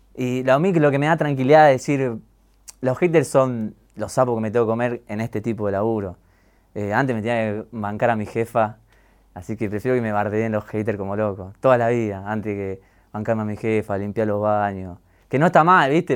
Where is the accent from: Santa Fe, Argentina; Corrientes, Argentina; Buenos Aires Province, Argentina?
Buenos Aires Province, Argentina; Gregorio de Laferrere; also born or lived in Mataderos, Buenos Aires / Rafael Castillo / San Justo; después me crié toda la vida en, La Ferrere